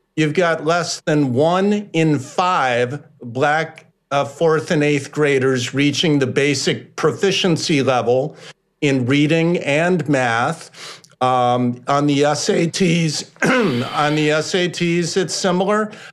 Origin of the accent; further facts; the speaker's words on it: Chicago, Illinois, United States; moved away as an adult; I grew up here. I moved to Chicago as a six year old kid in 1964. I lived here for 30 years.